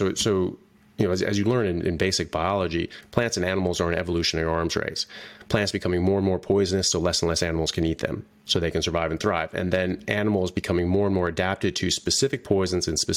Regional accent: United States; moved away as an adult; also born or lived in England / Canada; now in Australia; I'm an American doctor. I'm doing my residency in neurosurgery in Australia

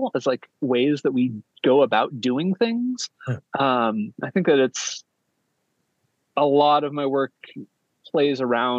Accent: United States; I'm American, we're in America

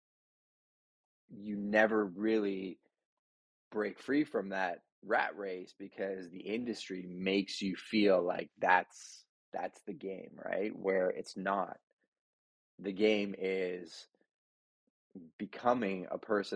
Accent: Montreal, Quebec, Canada; I grew up Catholic in Montreal, altar boy, good family, hardworking parents

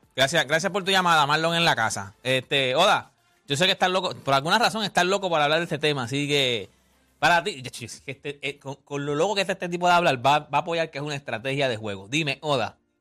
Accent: Puerto Rico; para nosotros los boricuas a lo mejor nosotros hacemos un nicho aquí en Puerto Rico

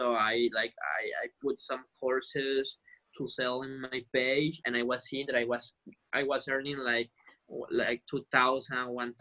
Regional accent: Colombia; first language Spanish; English is a second language; now in Italy; I'm from Colombia and I grew up in Colombia

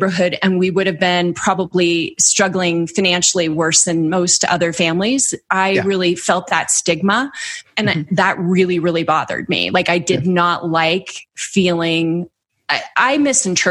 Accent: the Bay Area, California, United States; I grew up in the Bay Area.

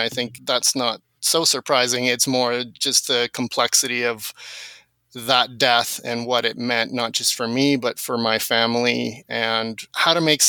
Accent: South Africa; first language Afrikaans; My first language was a mix because at home I was speaking Afrikaans, but then I would go outside with my friends and speak English.

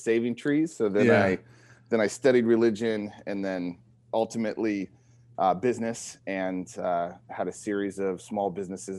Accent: San Diego, California, United States; moved away as an adult; also born or lived in Chula Vista; now in Humboldt County, United States; I grew up in San Diego

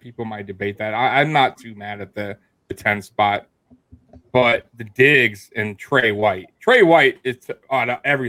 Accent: South Florida, United States; I grew up in South Florida. I grew up there.

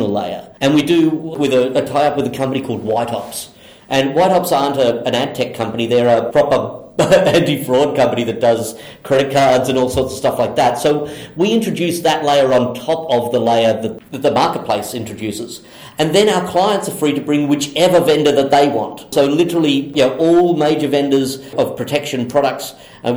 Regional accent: Australia; being Australian

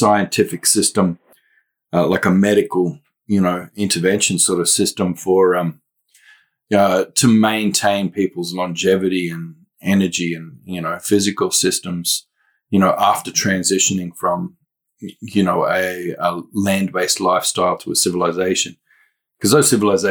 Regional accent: Western Cape York, Queensland, Australia; now in Melbourne, Australia; I can move back up north, 3,500 kilometers to my own homelands up there, Western Cape York.

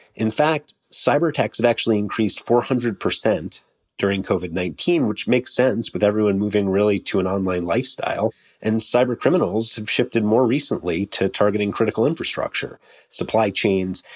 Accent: New York City, New York, United States; New York, also my hometown

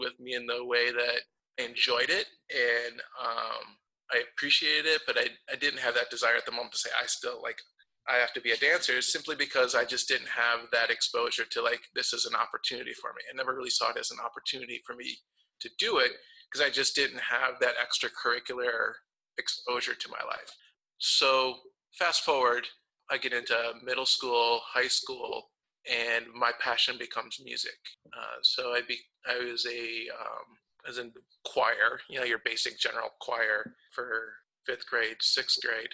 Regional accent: Milwaukee, Wisconsin, United States; I grew up in Milwaukee

